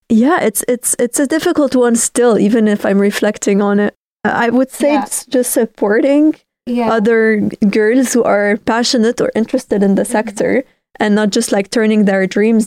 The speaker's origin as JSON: {"language": "English", "town": "Beirut", "region": "Beirut Governorate", "country": "Lebanon", "tie": "born or raised there", "also_born_or_lived": "Denmark / Spain", "moved": "as an adult", "said": "I definitely was born and raised in Lebanon"}